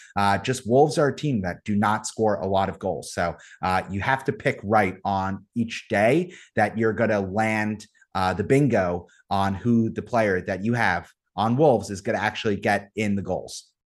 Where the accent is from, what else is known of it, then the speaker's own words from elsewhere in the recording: United States; as an American